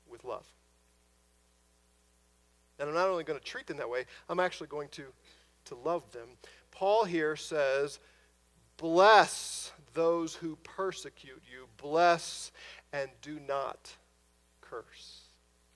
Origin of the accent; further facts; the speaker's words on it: near Ferguson, Missouri, United States; moved away; from an area not too far from my hometown in Ferguson, Missouri.